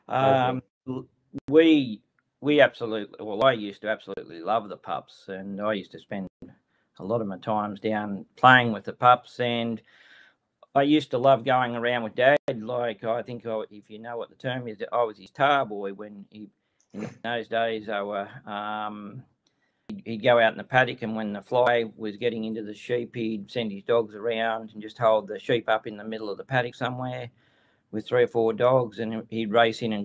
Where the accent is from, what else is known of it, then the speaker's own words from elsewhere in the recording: New South Wales, Australia; I'm from Ningen, New South Wales, which is sort of roughly about in the middle of New South Wales. Lived out here all my life